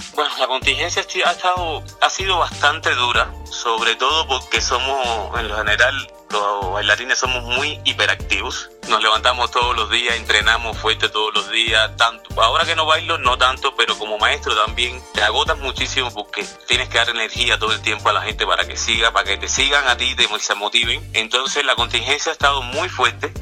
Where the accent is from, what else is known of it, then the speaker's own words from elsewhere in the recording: Cuba; now in Mexico; Yo nací en Cuba, pero me siento mexicano